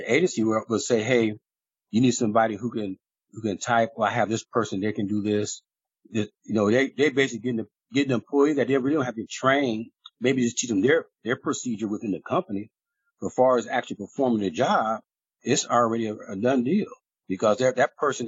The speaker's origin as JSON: {"language": "English", "region": "Ohio", "country": "United States", "tie": "born or raised there", "said": "I grew up here in Ohio"}